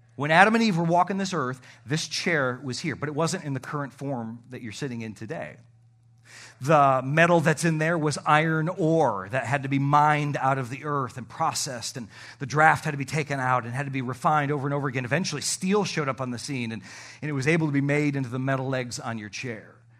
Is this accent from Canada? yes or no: yes; Canada; moved away; I am from the Great White North